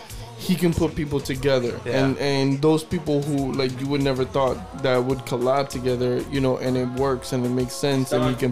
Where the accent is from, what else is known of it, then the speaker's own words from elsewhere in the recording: New York City, New York, United States; And I'm from New York. I'm from New York. Shout out to Washington Heights.